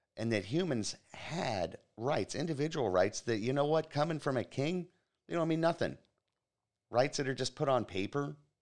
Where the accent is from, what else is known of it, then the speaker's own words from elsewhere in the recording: Florida, United States; my home state here in Florida, the free state of Florida